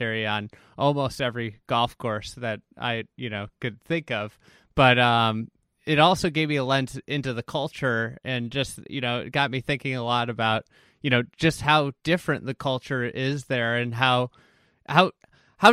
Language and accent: English; Scotland, United Kingdom; But growing up in Scotland, like what you just said about the equipment, like that equipment is such a focal point of American golf.